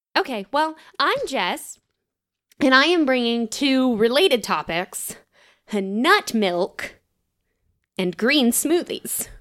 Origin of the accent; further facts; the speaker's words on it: Tennessee, United States; we're from Tennessee